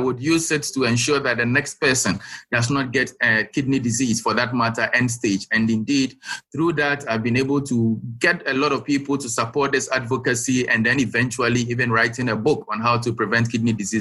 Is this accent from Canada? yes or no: no; Ghana; also born or lived in South Africa; I am a Ghanaian. I live in Ghana. I work in Ghana